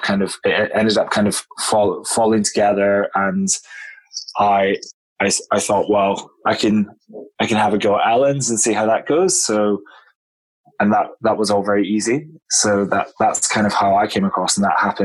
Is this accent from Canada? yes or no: no; Scotland, United Kingdom; moved away as an adult; also born or lived in London; I'm, as you may have guessed, I'm from Scotland originally